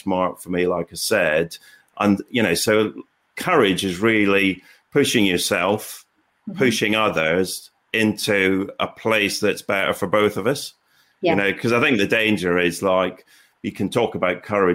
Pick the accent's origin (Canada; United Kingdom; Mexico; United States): United Kingdom; Aberdeen, Scotland; I grew up in Aberdeen and my dad worked on the oil rigs